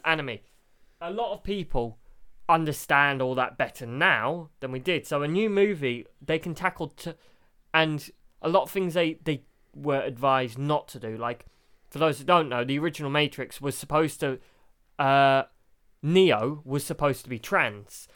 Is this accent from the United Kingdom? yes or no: yes; United Kingdom; We're British.